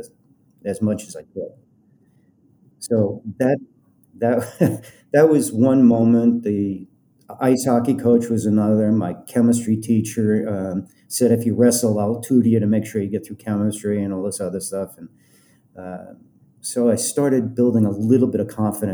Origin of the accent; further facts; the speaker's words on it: Colorado, United States; moved away as an adult; also born or lived in Los Angeles; I'm from Colorado.